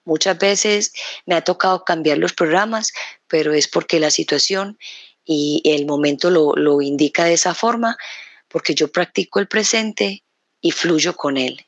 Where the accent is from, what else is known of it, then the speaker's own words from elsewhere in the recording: Colombia; moved away; llevo ya dos semanas acá en este país, en mi país, Colombia